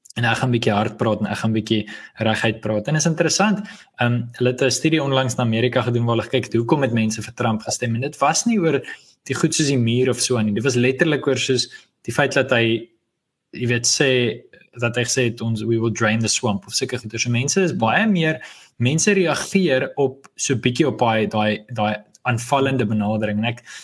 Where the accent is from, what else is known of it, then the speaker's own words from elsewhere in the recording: South Africa; as Afrikaners